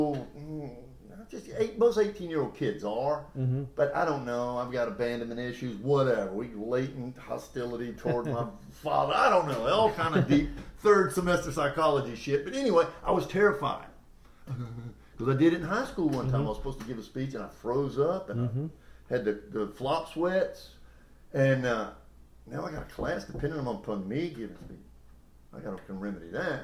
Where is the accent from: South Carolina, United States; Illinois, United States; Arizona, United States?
South Carolina, United States; Myrtle Beach; I grew up in Myrtle Beach, for the most part, because my stepdad had a camper in Springmaid.